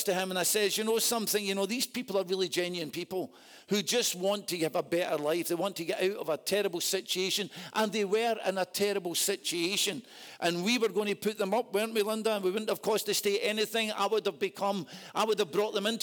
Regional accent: Scotland, United Kingdom; I'm a Scotsman

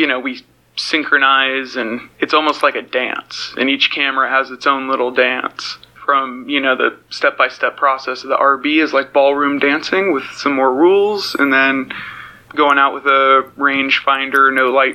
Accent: Roseburg, Oregon, United States; I'm from Roseburg, Oregon.

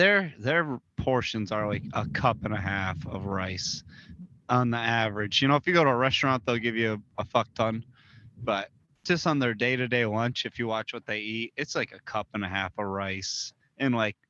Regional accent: upstate New York, United States; moved away as an adult; also born or lived in Japan; now in Tampa, United States; I grew up in that shit little small town.

